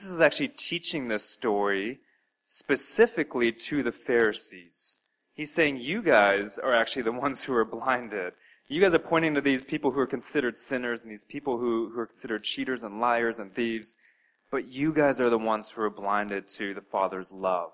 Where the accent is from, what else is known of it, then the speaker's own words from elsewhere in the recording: Albuquerque, New Mexico, United States; moved away; I spent some very formative years of my life growing up in Albuquerque, New Mexico.